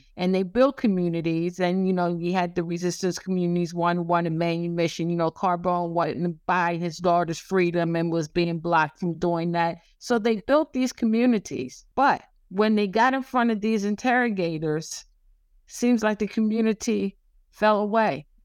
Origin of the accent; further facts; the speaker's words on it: the South, United States; I'm from the South